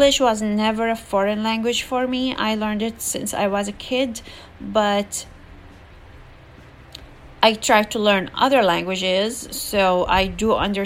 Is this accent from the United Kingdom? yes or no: no; Jordan; English is a second language; also born or lived in Palestine; now in California, United States; I was raised in Jordan